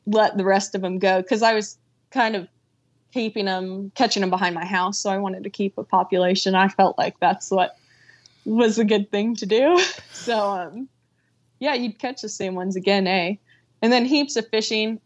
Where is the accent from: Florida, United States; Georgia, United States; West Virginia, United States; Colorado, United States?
Florida, United States; moved away; growing up in Florida on fishing spots